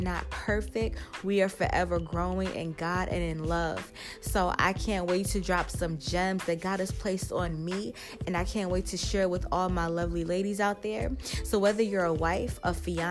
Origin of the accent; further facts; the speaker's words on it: New York City, New York, United States; I was raised in Brooklyn, not born in Brooklyn. However, I do consider myself a Brooklyn girl